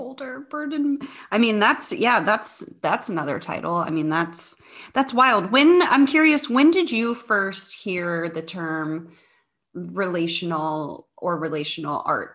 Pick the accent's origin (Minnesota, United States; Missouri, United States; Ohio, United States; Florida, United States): Missouri, United States; St. Charles; moved away as an adult; also born or lived in Cape Girardeau, Missouri; now in Chicago, United States; I am originally from the Saint Louis area. So I grew up in a suburb of Saint Louis, uh, called Saint Charles.